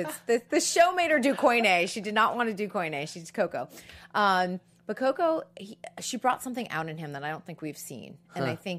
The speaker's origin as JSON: {"language": "English", "region": "Massachusetts", "country": "United States", "said": "I was from Massachusetts, but I'll be from Utah."}